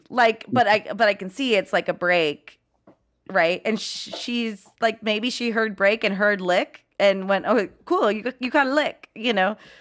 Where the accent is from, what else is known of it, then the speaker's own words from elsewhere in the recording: Los Angeles, California, United States; I'm from Chatsworth, the ki, you know, porn capital